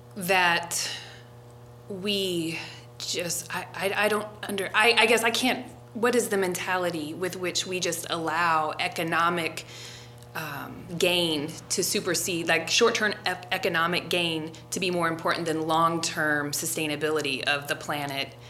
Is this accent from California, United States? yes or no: no; Forest Park, Ohio, United States; moved away; also born or lived in Colorado; I grew up in Forest Park, and that was one of the suburbs of Cincinnati